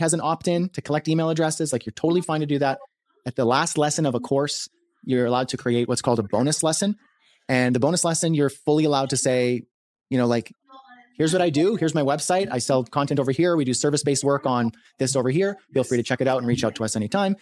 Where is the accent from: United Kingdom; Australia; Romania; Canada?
Canada; I'm a Canadian, uh, freelancer, marketer, entrepreneur, creator